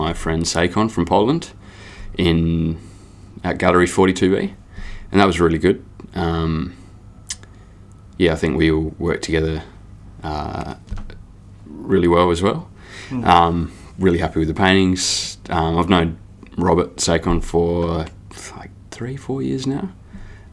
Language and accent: English; Adelaide, South Australia, Australia; also born or lived in Northern Territory; From Adelaide, South Australia. Yeah, I've lived there all my life